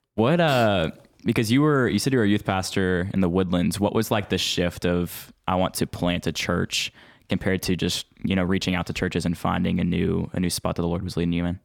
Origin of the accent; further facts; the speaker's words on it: Spring, Texas, United States; I'm from Spring